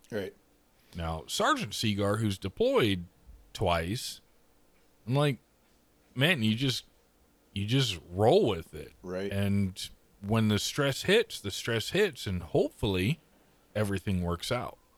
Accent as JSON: {"language": "English", "country": "Canada", "said": "Also, we're Canadian, in case that matters to anyone."}